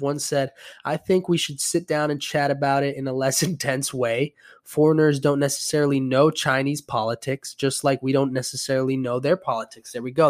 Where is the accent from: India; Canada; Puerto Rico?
Puerto Rico; moved away; I'm from Puerto Rico